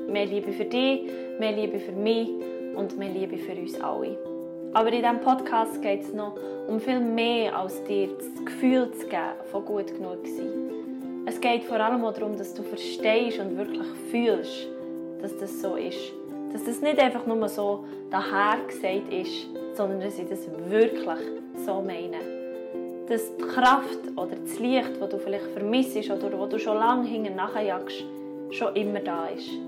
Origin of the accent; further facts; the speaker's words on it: Bern, Switzerland; ich bin eine Berner Singer-Songwriter und Schauspielerin